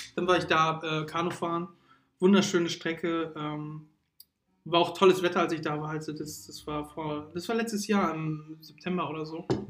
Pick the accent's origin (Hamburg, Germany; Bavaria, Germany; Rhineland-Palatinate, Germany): Hamburg, Germany; Wir sind gebürtige Hamburger. Wir äh, leben leider nicht so, oder wir sind auch aufgewachsen, leider nicht so tollen Teil des Ham von Hamburg